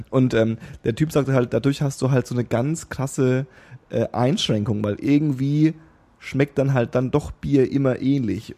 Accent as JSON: {"language": "German", "area": "Lower Franconia", "region": "Bavaria", "country": "Germany", "tie": "born or raised there", "said": "die Unterfranken, da wo ich herkomme"}